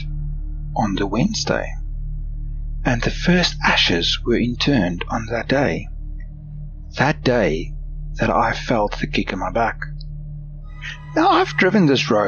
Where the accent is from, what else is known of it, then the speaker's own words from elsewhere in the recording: South Africa; now in Australia; I grew up in South Africa, and during my final year of high school